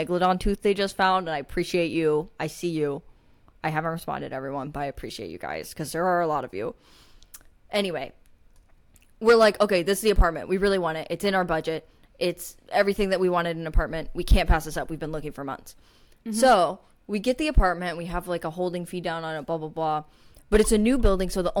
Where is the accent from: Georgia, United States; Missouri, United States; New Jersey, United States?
Missouri, United States; Springfield; I am from Springfield, Missouri